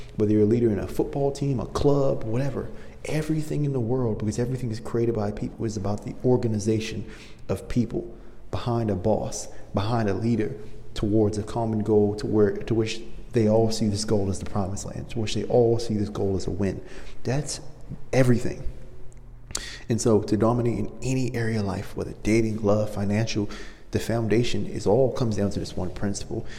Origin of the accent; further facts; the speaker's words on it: Maryland, United States; now in Los Angeles, United States; I'm from Maryland, and so I'm used to very cold winters